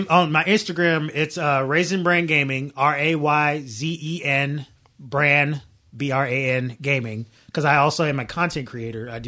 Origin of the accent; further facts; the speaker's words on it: Southern United States, United States; I'm not even from Chicago or or New York. I'm from the South